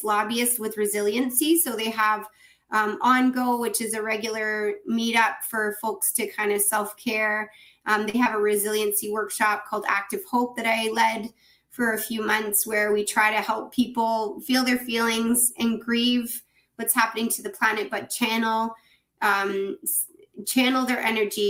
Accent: Ontario, Canada; as a Canadian, as a somebody in Ontario

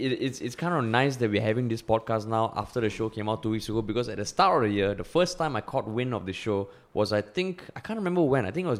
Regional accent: Singapore; also born or lived in United States; At least now I can be confident of going to more countries and saying I'm from Singapore, and people having some idea of what it's like.

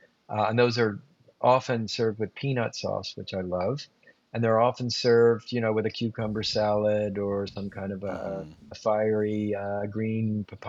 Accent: Japan; born there; I also feel a little guilty not mentioning Japan, because I was born in Japan.

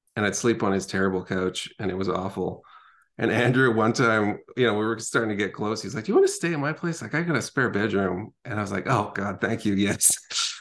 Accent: Edmonton, Alberta, Canada; also born or lived in Calgary; I grew up in Edmonton

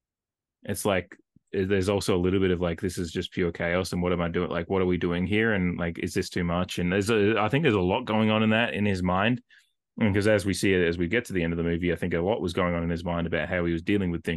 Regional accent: Australia; as me and as an Australian

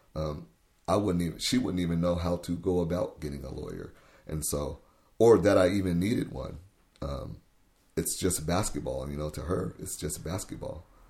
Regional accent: Tacoma, Washington, United States; also born or lived in Missouri / Wenatchee, Washington; I grew up right on the hilltop in Tacoma, um, and that's where I've pretty much been my entire life

